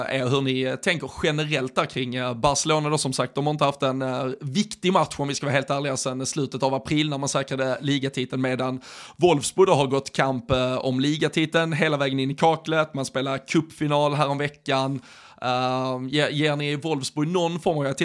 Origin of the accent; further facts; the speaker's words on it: Sweden; de gladaste bilderna man från, eller som svensk har sett de senaste dagarna